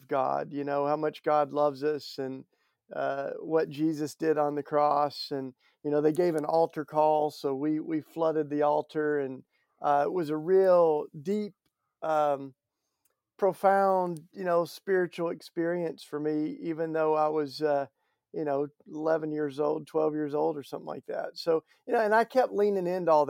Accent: Tennessee, United States; I grew up down in Tennessee

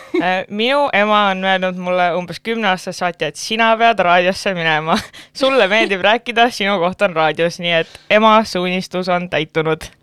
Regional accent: Pärnu, Pärnu County, Estonia; kindlasti olen ma esirinnas pärnakas, ehk siis olen Pärnust pärit

